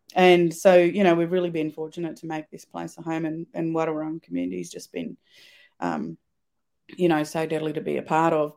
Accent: Swan Hill, Victoria, Australia; also born or lived in Kerang, Victoria / Adelaide Hills, South Australia / Geelong, Victoria; I've been born and raised in Victoria.

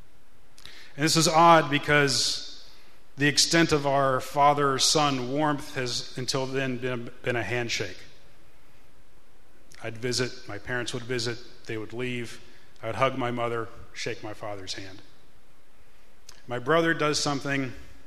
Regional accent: Pittsburgh, Pennsylvania, United States; We grew up in Pittsburgh

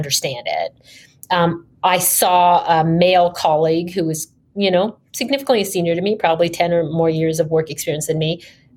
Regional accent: Canada; moved away as an adult; also born or lived in New York / London / Silicon Valley; I graduated from university undergrad in Canada. I'm Canadian by background

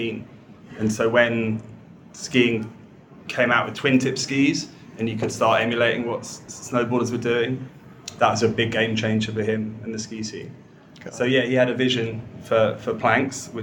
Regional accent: London, United Kingdom; I was from London, more middle class

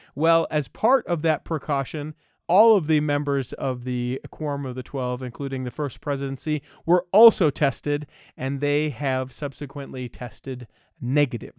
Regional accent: Utah, United States; born and raised in Utah

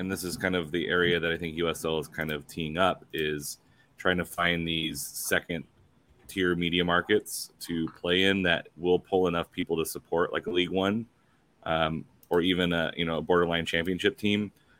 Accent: the West, United States; As a Westerner

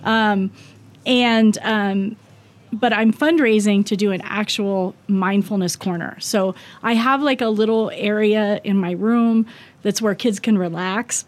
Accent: Ohio, United States; now in Wyoming, United States; we're both from Ohio

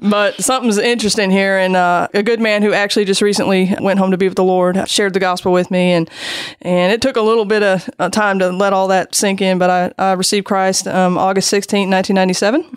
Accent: Seattle, Washington, United States; moved away as an adult; also born or lived in Germany / Jacksonville, Florida; I'm actually from Seattle

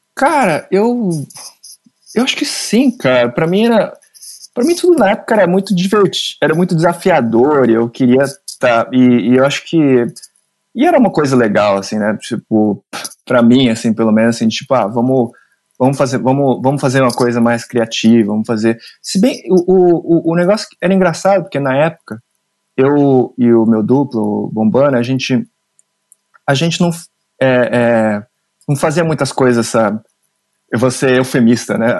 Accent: Mogi das Cruzes, São Paulo, Brazil; eu nasci em Mogi das Cruzes

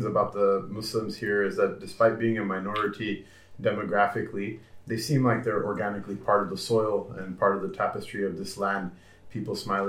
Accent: Blaine, Washington, United States; also born or lived in Los Angeles, California / Seattle, Washington; I grew up in Blaine, Washington, which is a small town of, at the time, 3,000 people.

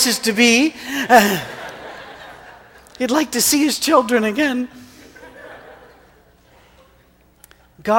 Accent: Scotland, United Kingdom; moved away as an adult; now in Tennessee, United States; as a Scotsman

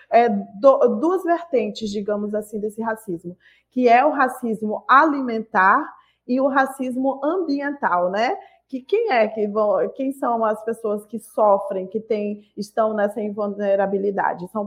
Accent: Acre, Brazil; estou aqui no Rio de Janeiro há alguns dias, mas eu sou do Acre, do estado do Acre, sul amazônida

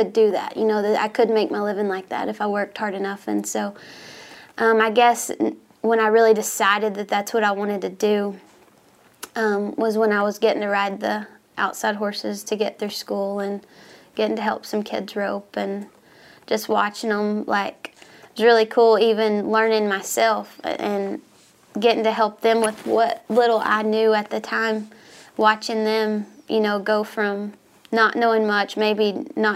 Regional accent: Atlanta, Texas, United States; I grew up in East Texas, a town called Atlanta, Texas, Northeast Texas

